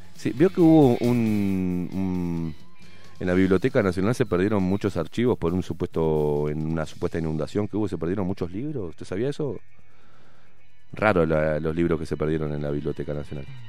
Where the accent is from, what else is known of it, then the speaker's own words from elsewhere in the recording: Uruguay; así somos los uruguayos de boludos